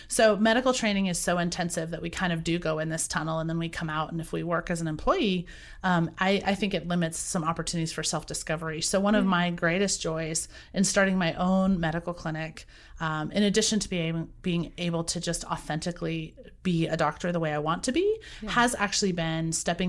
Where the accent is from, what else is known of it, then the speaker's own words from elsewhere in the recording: Boise, Idaho, United States; I was raised in Boise, Idaho.